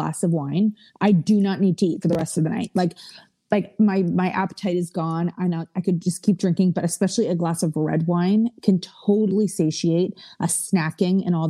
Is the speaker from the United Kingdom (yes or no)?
no; Canada; we're Canadian